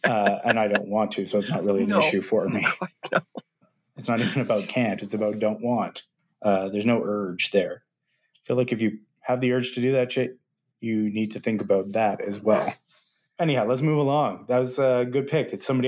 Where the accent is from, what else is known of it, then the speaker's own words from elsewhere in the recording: Malaysia; As a Malaysian and not a Chinese man, that's a questionable area.